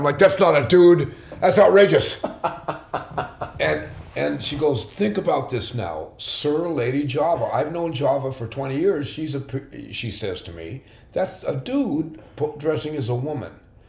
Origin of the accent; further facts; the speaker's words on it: Sacramento, California, United States; also born or lived in Concord, California; I was born in Sacramento, and I stayed there on and off. I did all that traveling with my father as a child. And after high school, I actually finished my high school in Concord, California.